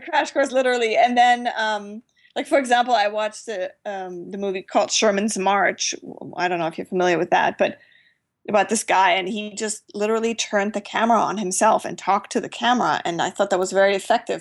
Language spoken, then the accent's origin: English; Germany; moved away; I grew up in Germany where we don't really have much of general aviation